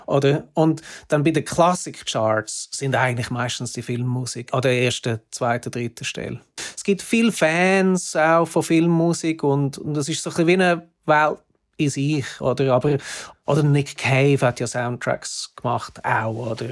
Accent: Zurich, Switzerland; moved away as an adult; also born or lived in Hamburg; now in London, United Kingdom; vorher bin ich in Zürich aufgewachsen

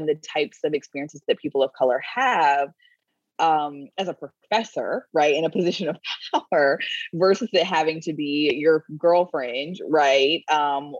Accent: North Florida, United States; I grew up in North Florida, which is the South

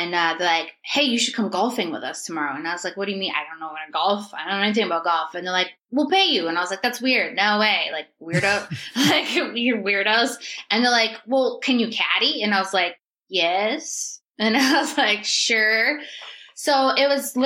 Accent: New Hampshire, United States; moved away as an adult; also born or lived in Myrtle Beach, South Carolina; born and raised in New Hampshire.

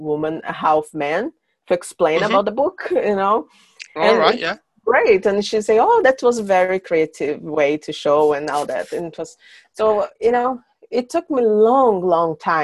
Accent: São Paulo, Brazil; English is a second language; moved away as an adult; also born or lived in south of Brazil / Iceland; now in Sweden; When I was a kid, I moved from my hometown. I'm from São Paulo

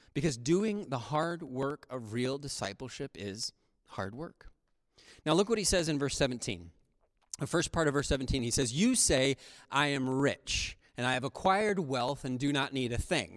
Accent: United States; modern American Christians

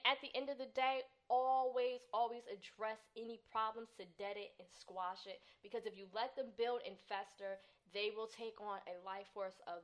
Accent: Newark, New Jersey, United States; I'm from Newark.

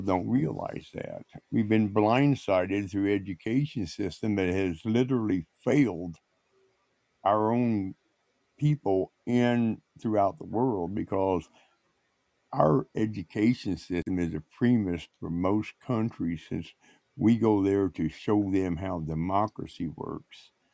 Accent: Indiana, United States; my hometown where I grew up at, where I seen oil wells always pumping.

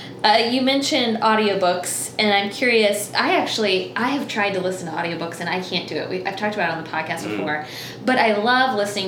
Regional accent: Tallahassee, Florida, United States; also born or lived in Montgomery, Alabama; I went to college in Montgomery, and I'm from Tallahassee originally

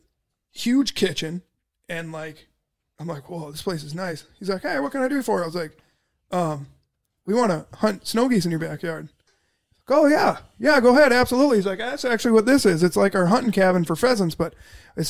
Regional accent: Minnesota, United States; I'm from Minnesota

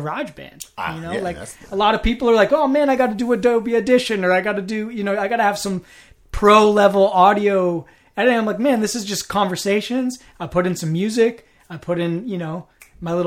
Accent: Lagunitas, California, United States; now in Oakland, United States; I grew up in West Marin County

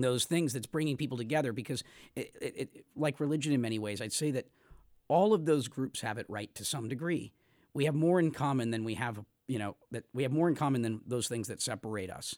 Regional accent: United States; as an American

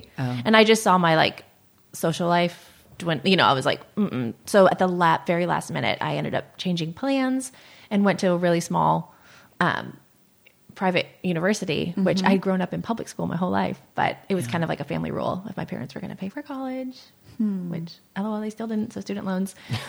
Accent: Michigan and Ohio, Midwest, United States; moved away as an adult; now in California, United States; I am a Midwest girl. So yeah, I grew up in Michigan and Ohio, and I moved to California when I was 18. So I've now lived in California longer than I didn't.

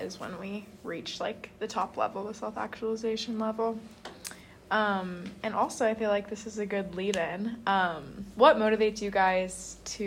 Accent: Seattle, Washington, United States; moved away as an adult; now in Utah, United States; I'm from Seattle

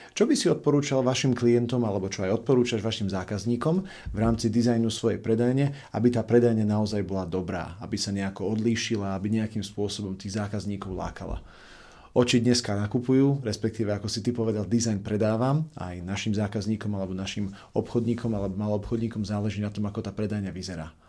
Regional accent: Košice, Košice Region, Slovakia; u nás v Košiciach

